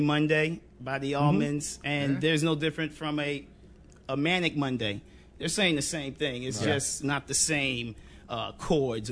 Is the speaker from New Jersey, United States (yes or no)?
no; Philadelphia, Pennsylvania, United States; I grew up in Philadelphia in the city where hip hop was really big